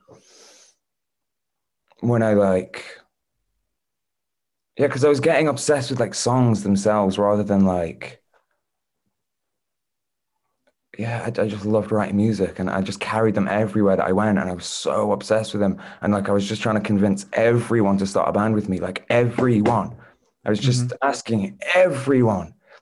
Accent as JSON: {"language": "English", "town": "St Annes", "region": "North West England", "country": "United Kingdom", "tie": "born or raised there", "also_born_or_lived": "Southport", "lives_now": "Fleetwood, United Kingdom", "said": "there's a place like kind of near Blackpool called St. Anne's, which is where I'm from"}